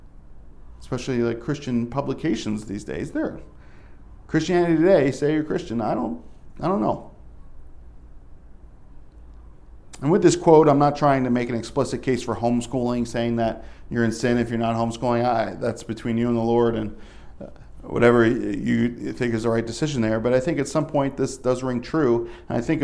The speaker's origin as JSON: {"language": "English", "region": "Northeast", "country": "United States", "moved": "yes", "said": "I'm from the Northeast."}